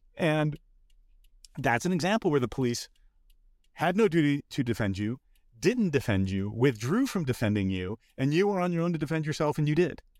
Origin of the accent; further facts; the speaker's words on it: Los Angeles, California, United States; I grew up in Los Angeles